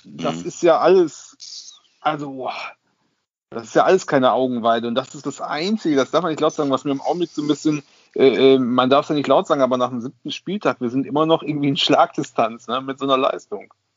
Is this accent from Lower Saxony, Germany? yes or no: yes; Osnabrück, Lower Saxony, Germany; now in Cologne, Germany; ich bin ja gebürtiger Osnabrücker, dann nach Köln gezogen